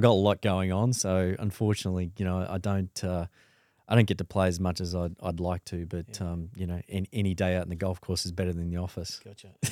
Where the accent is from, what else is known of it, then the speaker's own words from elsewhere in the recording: Sydney, New South Wales, Australia; born and bred in Sydney uh, in the mid 70s